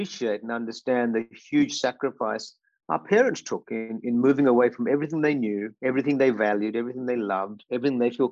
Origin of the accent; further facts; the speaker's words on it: Vypin, Kerala, India; now in Australia; I grew up in a beautiful part of India, and there's so many beautiful parts in India called Kerala, in particular a place called Vaipin